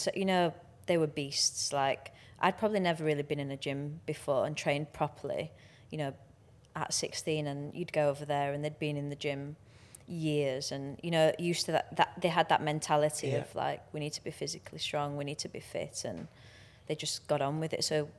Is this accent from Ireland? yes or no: no; England, United Kingdom; You know, we're not naturally like that as English people, are we?